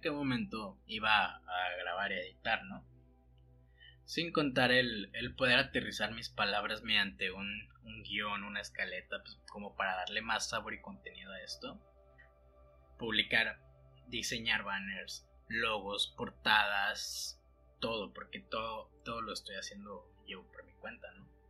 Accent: Mexico; moved away as an adult; also born or lived in Mexico City; siendo un costeño, nacido y criado en el mar

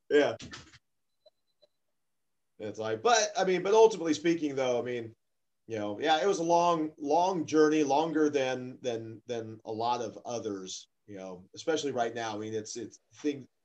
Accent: Stockton, California, United States; and uh, you know, we're from Stockton

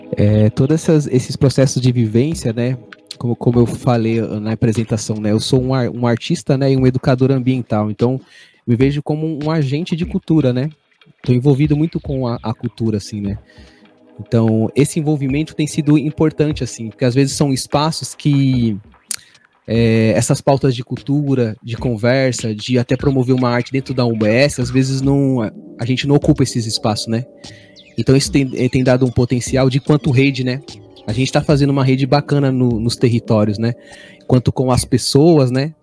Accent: Vazante quilombola community, near Seabra, Bahia, Brazil; now in Taboão da Serra, Brazil; tenho origem na comunidade quilombola da Vazante, próximo de Seabra, na Bahia

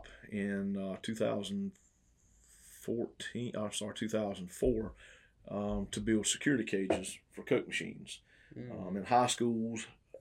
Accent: Twin City, Georgia, United States; also born or lived in Nashville, Tennessee; Born and raised in Emanuel County, grew up in Twin City, went to ECI

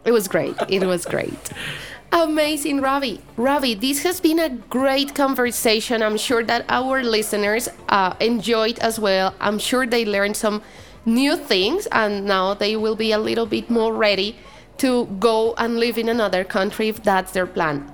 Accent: Bogotá, Colombia; English is a second language; moved away as an adult; also born or lived in United States; I'm from Bogota

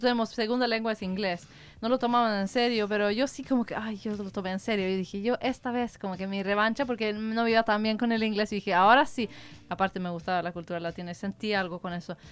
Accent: Sweden; Spanish is a second language; De Suecia soy

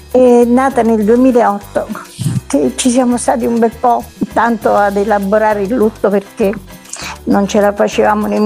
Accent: Naples, Campania, Italy; moved away as an adult; now in Messina, Italy; No, io sono napoletana, di origini siciliane da parte di, di padre, eh, però diciamo sono, ormai sono 39 anni che sono qua da quando mi sono sposata nell'81.

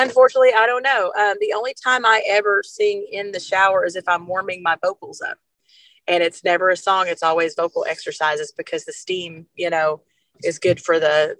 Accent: Arkansas, United States; I'm from Arkansas

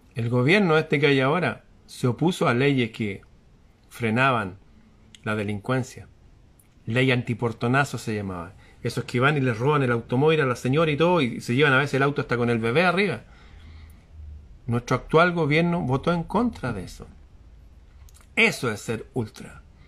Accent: Chile; aquí en mi país

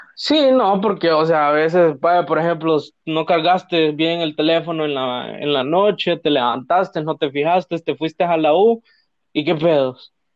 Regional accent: Tegucigalpa, Francisco Morazán, Honduras; somos de aquí de Teus, pero vivimos en zonas ahí medio peligrosías

